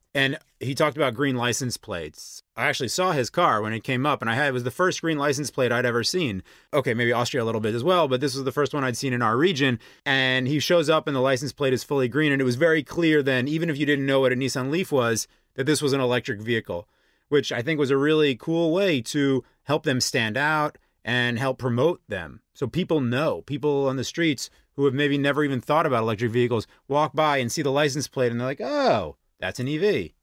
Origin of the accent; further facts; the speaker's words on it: United States; moved away as an adult; now in Slovakia; I am not native Slovak. I'm American, and I came to Europe few years ago for love